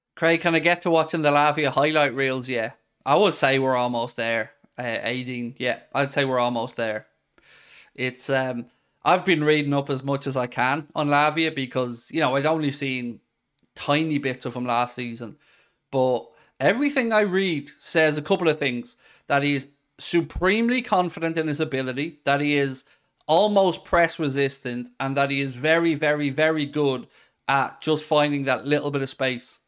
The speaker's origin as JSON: {"language": "English", "country": "Ireland", "said": "as an Irish man"}